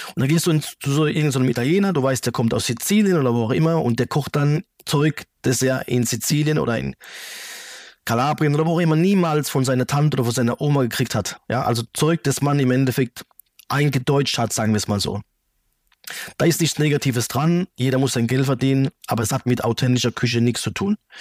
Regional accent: Germany; also born or lived in Calabria, Italy; Ich bin ja in Deutschland ge mhm. geboren und aufgewachsen

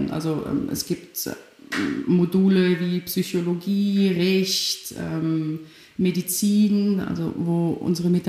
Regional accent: Germany; also born or lived in Poland; ich bin in Polen geboren, ähm, bin dann mit zehn Jahren mit meiner Familie nach Deutschland aufgewachsen

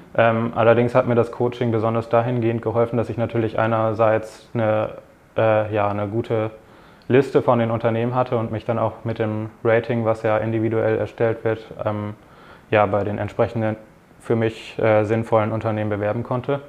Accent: Bremen, Germany; moved away as an adult; now in Frankfurt, Germany; ich komme aus der Nähe von Bremen

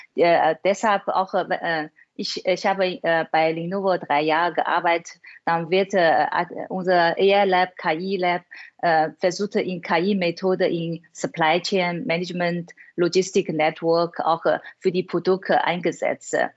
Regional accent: China; German is a second language; moved away as an adult; now in Germany; Ich bin in China aufgewachsen

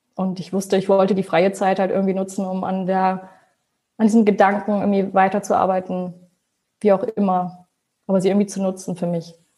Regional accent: Hanover, Lower Saxony, Germany; also born or lived in Braunschweig / Münster; Ich komme ursprünglich aus Hannover, habe aber in Braunschweig studiert

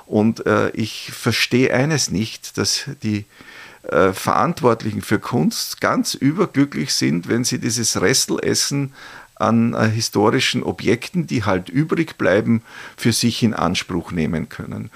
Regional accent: St. Pölten, Lower Austria, Austria; in meiner Heimatstadt oder Geburtsstadt äh, St. Pölten

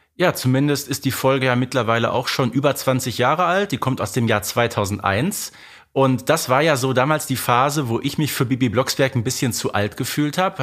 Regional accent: Herten, North Rhine-Westphalia, Germany; bei uns im Ruhrgebiet sagt man Glück auf

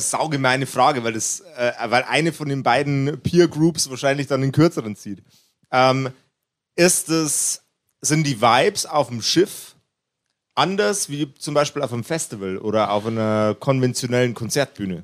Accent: Upper Palatinate, Bavaria, Germany; Ich bin ein Oberpfälzer. Ja. Ein Ober, Oberpfälzer, niederbayerisches Grenzländler

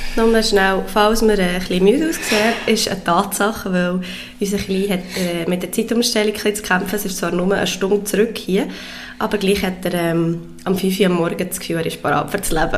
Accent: Switzerland; wir haben natürlich als Schweizer

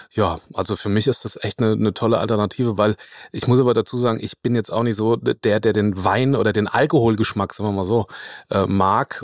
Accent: Lower Franconia, Bavaria, Germany; ich komme aus, aus Unterfranken

